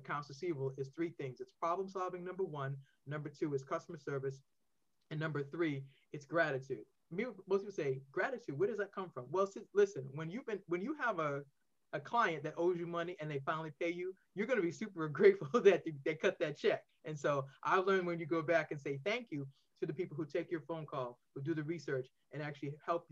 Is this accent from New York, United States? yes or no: no; Boston, Massachusetts, United States; now in Maryland, United States; I'm originally from Boston. I now reside in Maryland